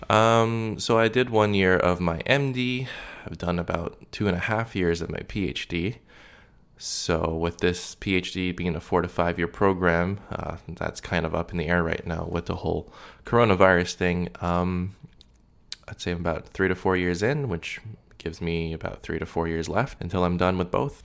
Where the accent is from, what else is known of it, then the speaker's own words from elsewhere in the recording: Canada; being Canadian